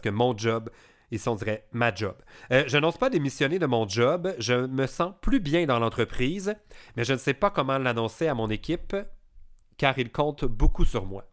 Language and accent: French; Quebec, Canada; quand on est Québécois